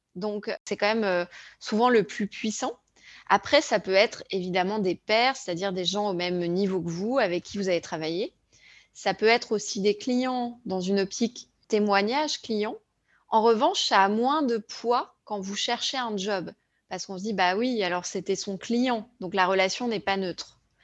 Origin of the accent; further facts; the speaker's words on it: France; en tant que Français